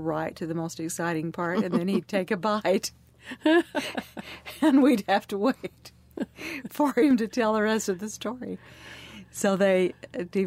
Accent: Leeds, Utah, United States; We grew up in Leeds, which is 14 miles north of St. George

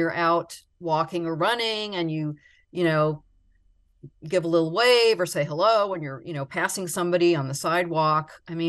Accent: Palmetto Bay, Florida, United States; I grew up in Palmetto Bay.

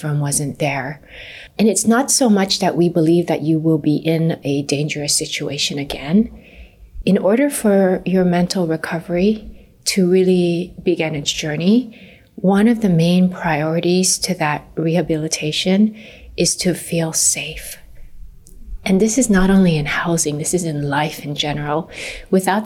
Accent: Kihei, Hawaii, United States; I'm a Maui girl. I grew up in Kihei

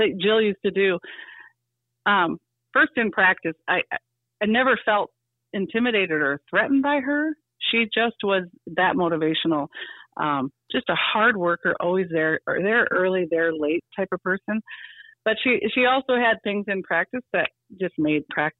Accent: Marion, South Dakota, United States; I am from Marion.

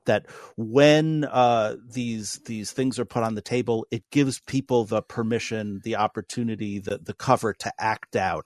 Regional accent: New York City, New York, United States; now in North Dakota, United States; who was born in New, New York City

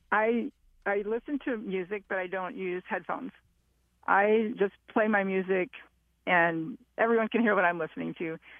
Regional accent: Southern California, United States; I'm from Southern California.

